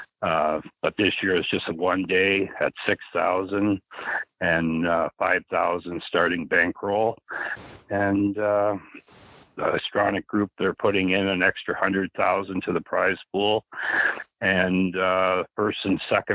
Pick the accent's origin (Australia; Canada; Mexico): Canada; being Canadian